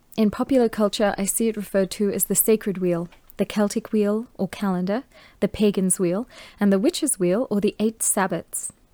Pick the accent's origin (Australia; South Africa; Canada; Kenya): Australia; I was born in Australia